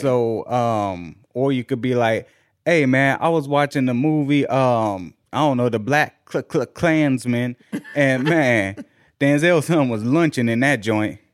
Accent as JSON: {"language": "English", "town": "Washington", "region": "District of Columbia", "country": "United States"}